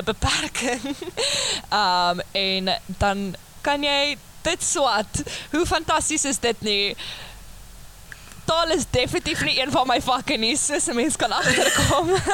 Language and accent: Afrikaans; George, Western Cape, South Africa; moved away as an adult; now in Stellenbosch, South Africa; Ek kom van Georgia.